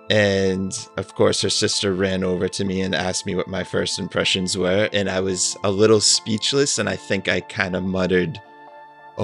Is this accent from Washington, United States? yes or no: no; Randolph, Massachusetts, United States; I'm from Randolph, Massachusetts